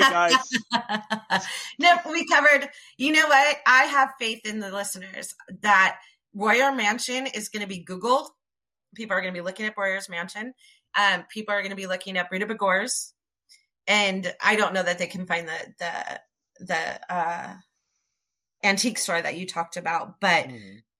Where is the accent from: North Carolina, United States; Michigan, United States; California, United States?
California, United States; Orange; I grew up there